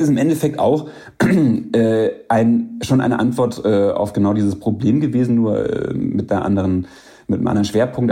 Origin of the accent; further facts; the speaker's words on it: Bavaria, Germany; in Bayern, wo ich groß geworden bin